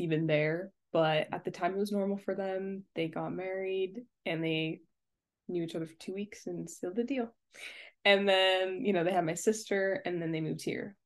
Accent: Sri Lanka; I'm from Sri Lanka

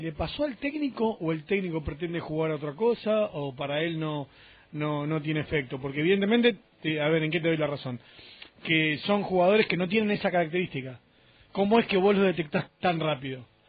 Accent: Buenos Aires, Argentina; vengo de, de, Capital, por más que sea cerquita

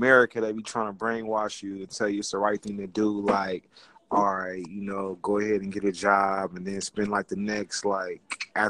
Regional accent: California, United States; I'm from California.

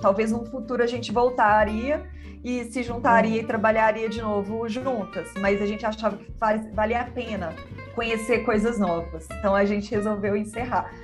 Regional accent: Belo Horizonte, Minas Gerais, Brazil; Eu sou de Belo Horizonte

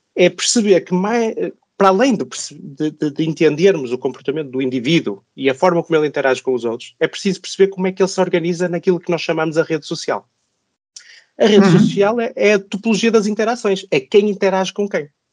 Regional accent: Braga, Norte, Portugal; moved away as an adult; also born or lived in Zurich, Switzerland; now in Lisbon, Portugal; sou português, nasci no norte do país, em Braga. Eh, onde cresci, onde estudei, onde fiz o meu doutoramento

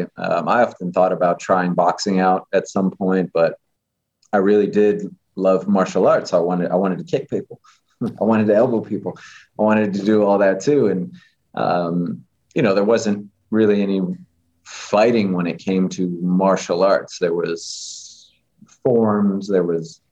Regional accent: Las Vegas, Nevada, United States; growing up in Vegas and the way that I came up

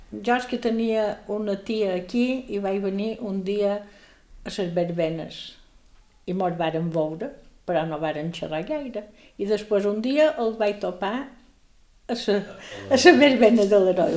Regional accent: Palma, Balearic Islands, Spain; also born or lived in Sant Cervera (birthplace, garbled); Jo vaig néixer a Sant Cervera perquè ma mare era cerverina, però ja vivíem a Palma

